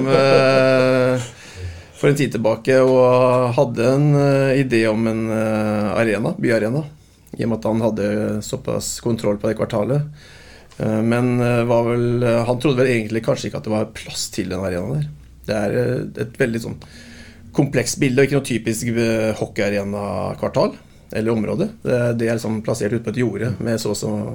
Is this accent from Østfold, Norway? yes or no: yes; Fredrikstad, Østfold, Norway; Jeg er jo fra Fredrikstad